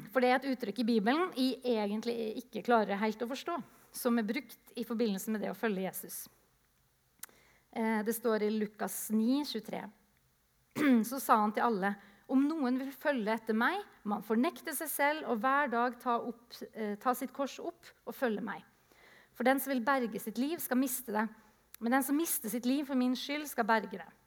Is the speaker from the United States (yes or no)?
no; Japan; jeg vokste opp i Japan, så jeg ser for meg en misjonærkonferanse